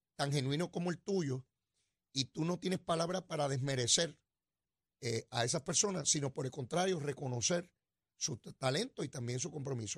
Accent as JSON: {"language": "Spanish", "country": "Puerto Rico"}